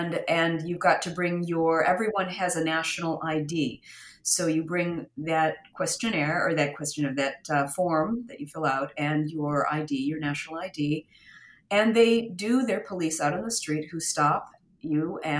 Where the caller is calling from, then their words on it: Umbria, Italy; I am in Umbria, and we are now still in lockdown.